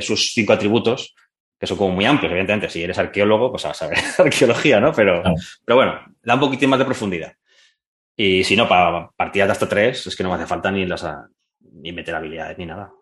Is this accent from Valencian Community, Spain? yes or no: yes; Alboraya, Valencian Community, Spain; de mi pueblo, soy de Alboraya, un pueblo cerca de, de, Valencia